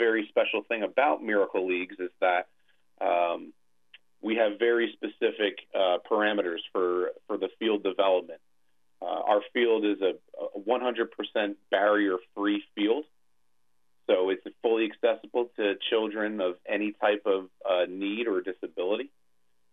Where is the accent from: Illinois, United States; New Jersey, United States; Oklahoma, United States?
New Jersey, United States; Hamilton; also born or lived in Westchester, New York; I moved back home to New Jersey. Here, I'm born and raised in Hamilton. I was a Steinert High School graduate